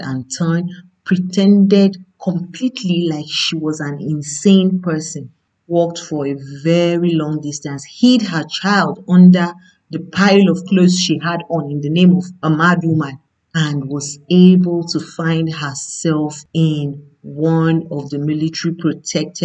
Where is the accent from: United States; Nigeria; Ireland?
Nigeria; I'm a Nigerian